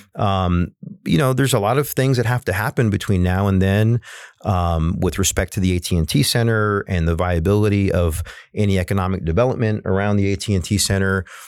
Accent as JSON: {"language": "English", "town": "San Antonio", "region": "Texas", "country": "United States", "said": "I live on the West Side and I come from the West Side"}